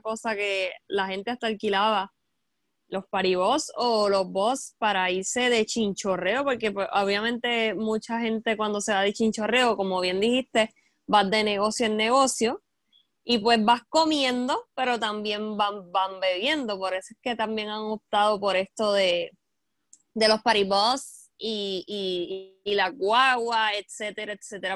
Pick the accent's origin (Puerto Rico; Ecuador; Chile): Puerto Rico; Toa Baja; Yo soy de Tuabaja